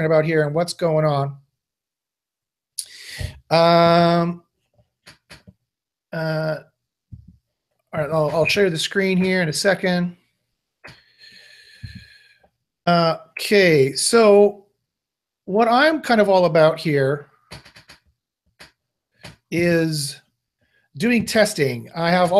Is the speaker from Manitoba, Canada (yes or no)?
yes; Winnipeg, Manitoba, Canada; I grew up in Winnipeg, Manitoba, Canada.